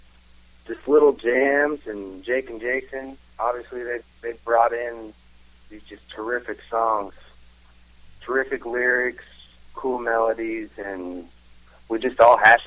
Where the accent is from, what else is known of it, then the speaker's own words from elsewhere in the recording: Wichita, Kansas, United States; we're from Wichita